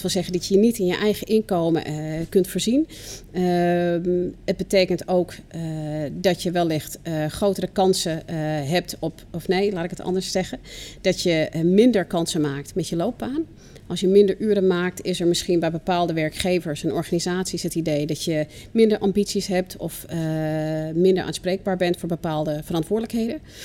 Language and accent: Dutch; United States; now in Netherlands; ik kom zelf uit de VS